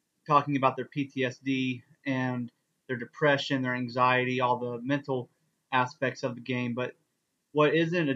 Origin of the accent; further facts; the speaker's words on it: East Texas, United States; I was raised Baptist in the Bible Belt in East Texas